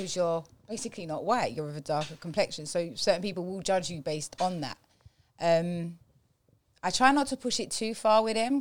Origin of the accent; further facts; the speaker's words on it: London, United Kingdom; accent: cockney; also born or lived in Portsmouth; I'm from London and I grew up predominantly around black people